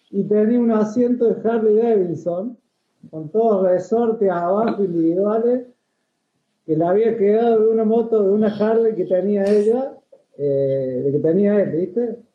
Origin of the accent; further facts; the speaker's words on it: Villa María, Córdoba, Argentina; Nací en Villa María